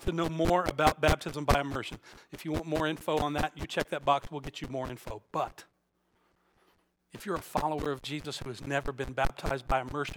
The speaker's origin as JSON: {"language": "English", "region": "Alabama", "country": "United States", "tie": "born or raised there", "moved": "yes", "said": "I was born and raised in Alabama"}